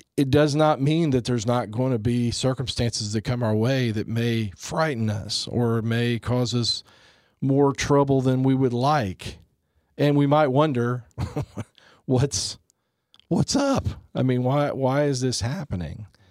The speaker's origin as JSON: {"language": "English", "country": "United States", "said": "as a Christian, as a Catholic, as an American"}